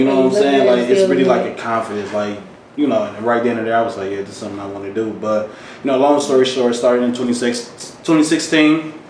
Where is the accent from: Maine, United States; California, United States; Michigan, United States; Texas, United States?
Michigan, United States; Detroit; Born and raised in Detroit, East Side, Van Dyke Harbor area.